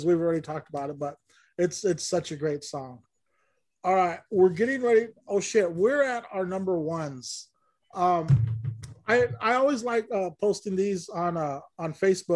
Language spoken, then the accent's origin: English; Bakersfield, California, United States; we're both from Bakersfield